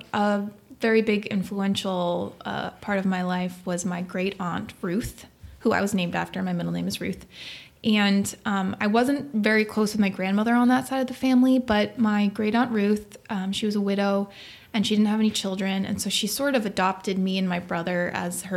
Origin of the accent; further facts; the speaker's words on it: Nantucket, Massachusetts, United States; moved away; also born or lived in Manhattan; I grew up on Nantucket Island